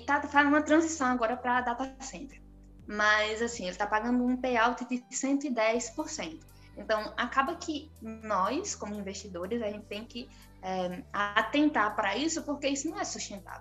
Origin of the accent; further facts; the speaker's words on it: Brazil; nós, como brasileiros